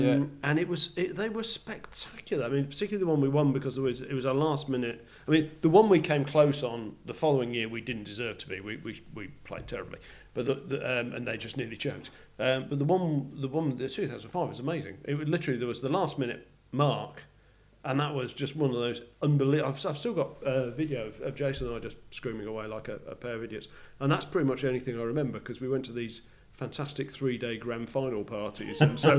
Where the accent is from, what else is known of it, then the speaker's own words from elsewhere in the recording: England, United Kingdom; As an Englishman, apparently I could be seen.